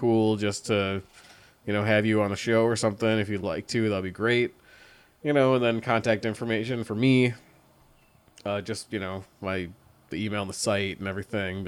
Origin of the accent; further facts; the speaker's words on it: Wisconsin, United States; I'm from Wisconsin